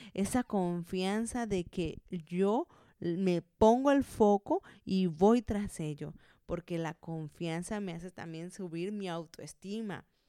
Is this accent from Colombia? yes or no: yes; Colombia; moved away as an adult; now in Zaragoza, Spain; llevo ya 10 años viviendo aquí en España, yo soy colombiana